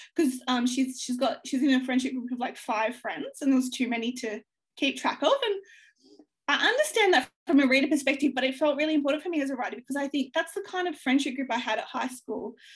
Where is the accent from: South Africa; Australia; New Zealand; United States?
Australia; growing up in Australia